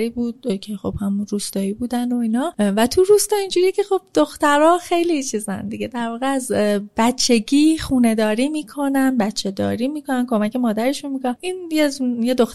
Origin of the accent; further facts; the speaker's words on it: Tehran, Tehran Province, Iran; also born or lived in Rasht; مامانم وقتی من باردار بود رفت رشت خونه مادر بزرگم ماهای آخر وقتی که اونجا منو به دنیا آورد خونه مادرش که بود شناسم هم, اونجا گرفت بعد برگشتن تهران خونه خودمون و من تهران بزرگ شدم